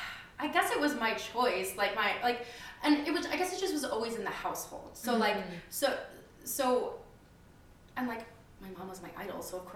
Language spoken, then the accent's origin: English; Midwest, United States; now in New York City, United States; I'm from the Midwest